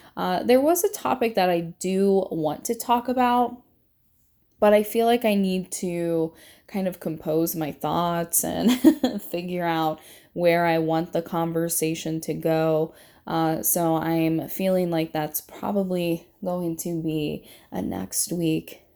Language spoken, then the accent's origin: English; Indiana and Michigan, Midwest, United States; I have lived between two states my entire life, and those two states are Indiana and Michigan